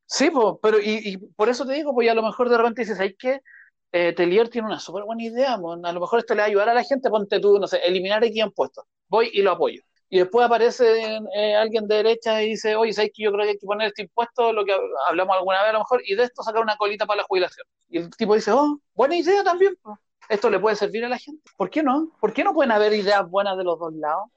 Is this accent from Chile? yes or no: yes; Chile